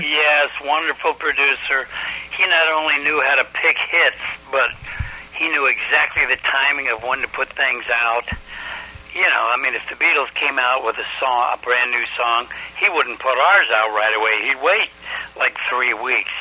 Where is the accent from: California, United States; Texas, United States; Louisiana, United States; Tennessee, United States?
California, United States; Los Angeles; moved away as an adult; now in New York, United States; I grew up in Los Angeles where everything is concrete